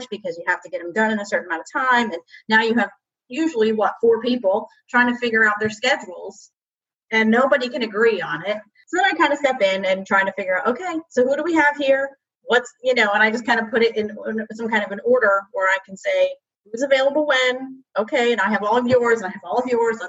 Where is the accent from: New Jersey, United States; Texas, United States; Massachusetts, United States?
New Jersey, United States; I'm from New Jersey